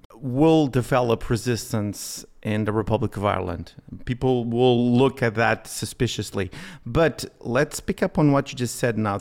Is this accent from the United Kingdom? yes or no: no; Portugal; you're talking to a Portuguese